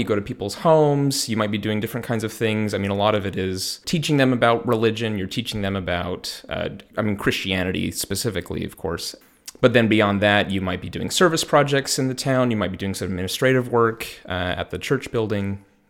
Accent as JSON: {"language": "English", "town": "Salt Lake City", "region": "Utah", "country": "United States", "tie": "born or raised there", "moved": "as an adult", "lives_now": "Freiburg, Delaware, United States", "said": "I'm originally from the Sacramento area of California, but I grew up in Salt Lake City, Utah."}